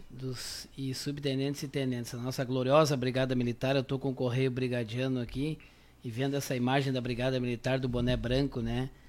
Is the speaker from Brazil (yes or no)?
yes; Santiago, Rio Grande do Sul, Brazil; Eu nasci em Santiago do Boqueirão, a famosa Santiago do Boqueirão